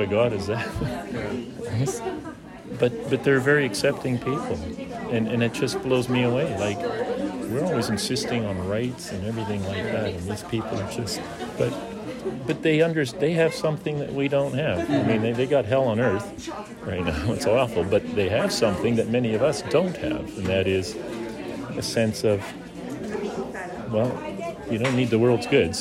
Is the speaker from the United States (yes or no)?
no; Smithers, British Columbia, Canada; I'm from Smithers.